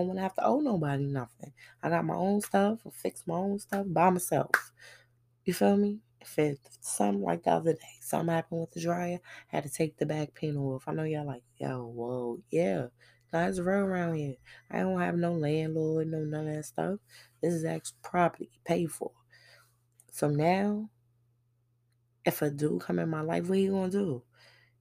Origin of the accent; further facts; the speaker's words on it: New York City, New York, United States; moved away; I'm from Brooklyn